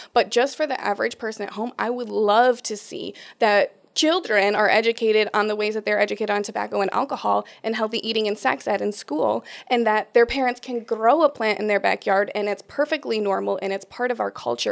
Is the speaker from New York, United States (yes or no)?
yes; Rochester, New York, United States; born and raised in Rochester, New York